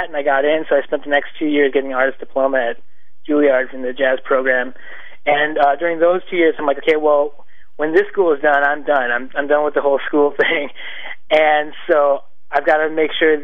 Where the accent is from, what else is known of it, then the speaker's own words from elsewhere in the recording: Chicago, Illinois, United States; I grew up in Chicago. I was born in the north suburbs of Chicago